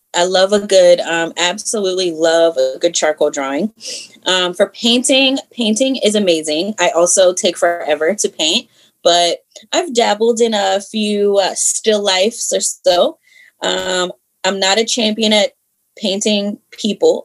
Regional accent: Columbia, Maryland, United States; also born or lived in Harrisburg, Pennsylvania; I definitely have grown up out here. Um, I would say in Howard County for sure

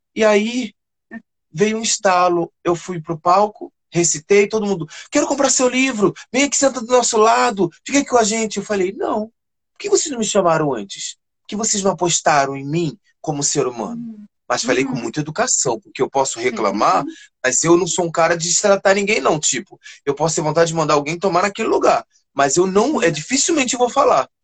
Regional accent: Rio de Janeiro, Brazil; Eu sou da comunidade de Fumacê, eu moro em Realengo

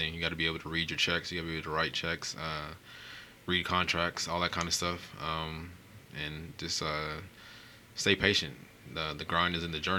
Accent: Las Vegas, Nevada, United States; moved away as an adult; also born or lived in Chicago / New York / Indiana; I was born and raised in Las Vegas, Nevada, and I live here

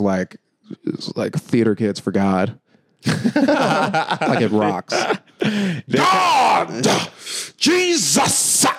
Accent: Florida, United States; also born or lived in New York; now in Manhattan, United States; I was born in New York and we moved to Florida.

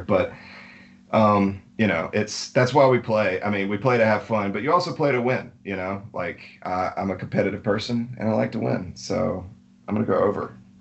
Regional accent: Alabama, United States; being born and raised in Alabama

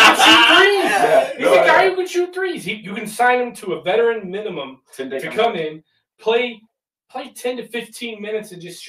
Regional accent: United States; I'm an American.

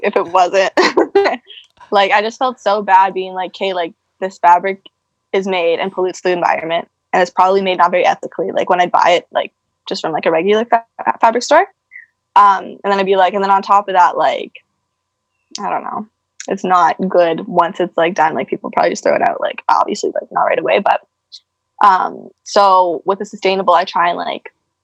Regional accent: Saskatchewan, Canada; moved away as an adult; also born or lived in Kelowna, Canada; now in Vancouver, Canada; I'm actually from Saskatchewan. And then I moved out to Kelowna

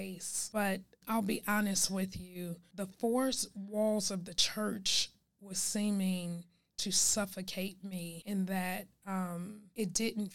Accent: Chicago, Illinois, United States; moved away as an adult; now in Dallas, United States; Born and raised in Chicago, never lived anywhere else

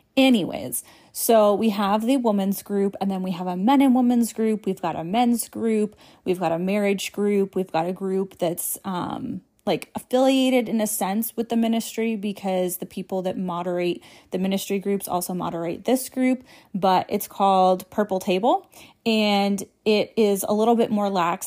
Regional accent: New England, United States; I was born and raised in New England

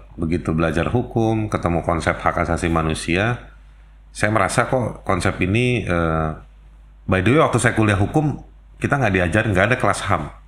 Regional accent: Jakarta, Indonesia; saya ya lahir di Jakarta

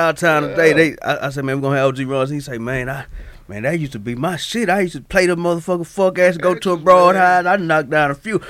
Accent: Houston, Texas, United States; I'm from Southside.

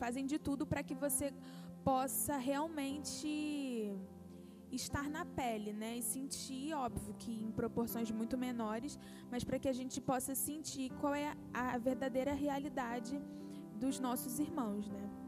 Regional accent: Brazil; a gente também volta muito mais consciente dos nossos privilégios como brasileiros, né?

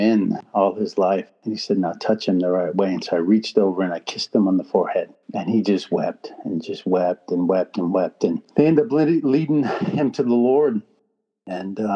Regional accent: United States; we're just from America

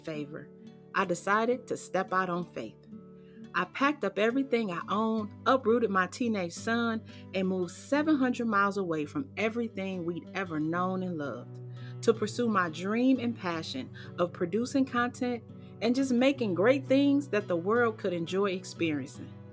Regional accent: Cleveland, Ohio, United States; moved away as an adult; now in Charleston, United States; relocate from my hometown of Cleveland, Ohio to beautiful Charleston, South Carolina. So, this little black girl who grew up in the West 25th Projects

